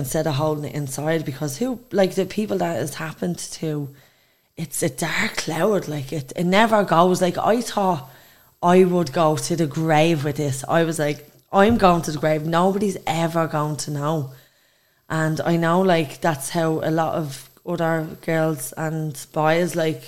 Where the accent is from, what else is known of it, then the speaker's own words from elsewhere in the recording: Dublin, Leinster, Ireland; I come from Dublin. Dublin 1